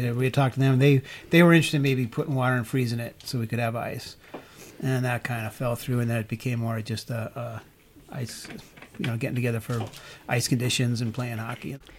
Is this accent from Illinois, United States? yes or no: yes; Chicago, Illinois, United States; now in Moab, United States; I was raised in Chicago